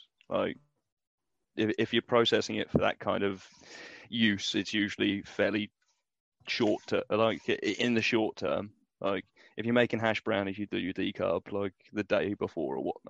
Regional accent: United Kingdom; we're British, man. We're mild.

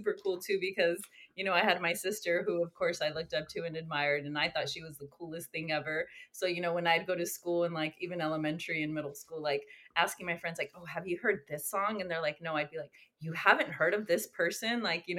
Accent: California, United States; I grew up in Northern California, but on the coast, close to Santa Cruz.

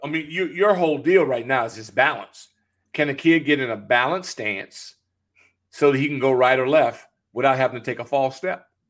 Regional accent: California, United States; born or raised there; moved away

